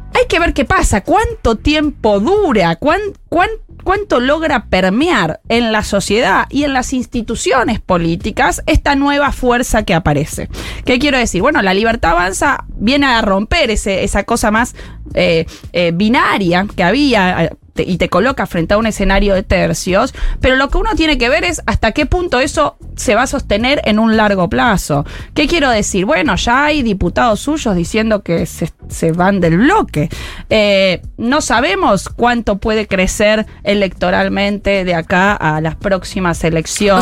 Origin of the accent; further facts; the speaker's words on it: Rosario, Santa Fe, Argentina; moved away; yo fui al Normal 2 en Rosario, soy rosarina